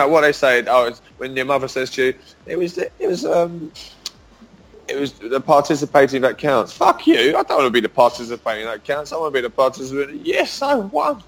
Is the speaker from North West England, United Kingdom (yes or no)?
no; London, United Kingdom; I am from London. Grew up as an English boy